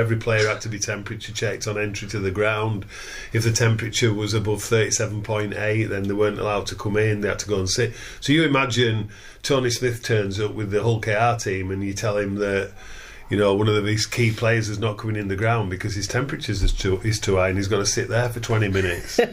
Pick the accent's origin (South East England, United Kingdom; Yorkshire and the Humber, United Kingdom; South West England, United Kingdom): Yorkshire and the Humber, United Kingdom; Wakefield; for Wakefield Trinity. So I signed for my hometown club.